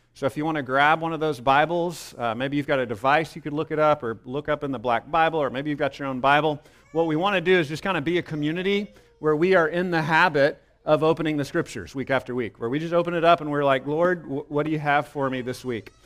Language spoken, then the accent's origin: English; Texas, United States; I was born in Texas, so of course I look back on that with pride.